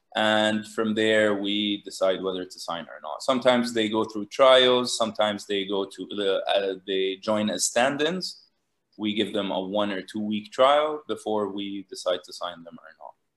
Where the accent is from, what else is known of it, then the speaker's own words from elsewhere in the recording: Jordan; also born or lived in Lebanon / Los Angeles, United States; I grew up in Jordan, and uh, I went to high school here